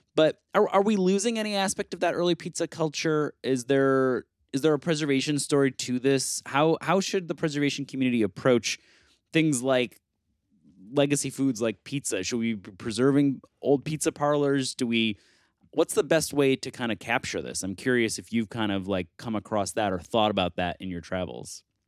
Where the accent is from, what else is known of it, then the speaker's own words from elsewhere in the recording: Buffalo, New York, United States; moved away; I grew up in Buffalo